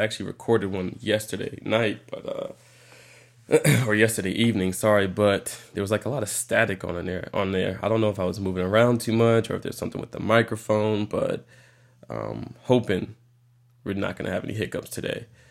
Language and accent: English; New York, United States; moved away; originally from New York